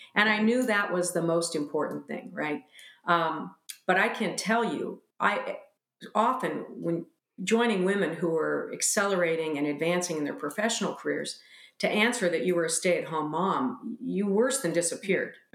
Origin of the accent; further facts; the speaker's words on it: United States; as American women